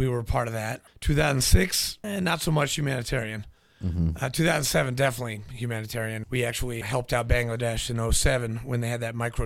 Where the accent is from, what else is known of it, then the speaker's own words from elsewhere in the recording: New Hampshire, United States; also born or lived in Nashville, Tennessee; grew up in New Hampshire